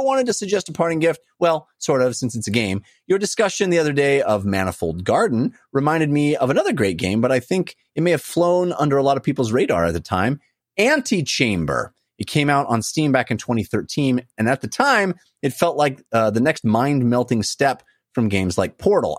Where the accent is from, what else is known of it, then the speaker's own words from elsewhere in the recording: West Coast, United States; I grew up on the West Coast